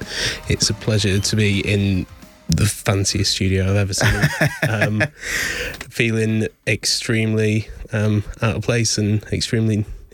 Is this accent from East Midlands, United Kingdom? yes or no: yes; Lincoln, East Midlands, United Kingdom; I was born in Lincoln. Didn't actually end up living there. Lived in, you know, a village about 40 minutes away, but it's always been the closest place.